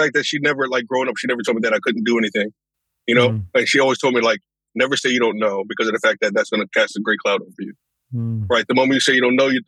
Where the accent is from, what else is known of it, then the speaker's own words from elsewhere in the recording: Norwalk, Connecticut, United States; also born or lived in White Plains, New York; I was born in White Plains, New York, and I was moved to Norwalk, Connecticut when I was about 5 years old